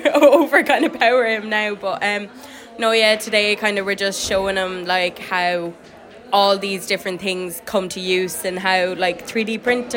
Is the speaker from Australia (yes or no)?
no; Bennettsbridge, Leinster, Ireland; I'm 15 and I'm from Bennetsbridge, Kilkenny